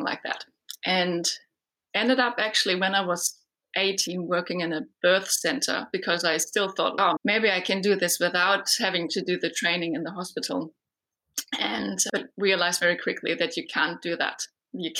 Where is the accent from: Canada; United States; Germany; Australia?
Germany; moved away as an adult; now in New Zealand; I live in New Zealand, but I was originally born and raised in Germany